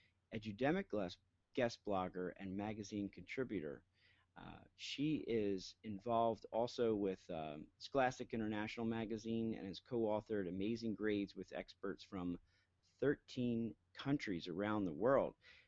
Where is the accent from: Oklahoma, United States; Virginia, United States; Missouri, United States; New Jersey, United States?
New Jersey, United States